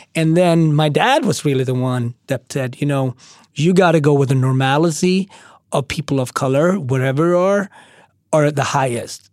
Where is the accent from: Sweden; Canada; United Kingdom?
Sweden; moved away as an adult; also born or lived in Ethiopia / Switzerland / Austria / Japan; now in New York City, United States; I grew up in Sweden, and then I lived for two years in Switzerland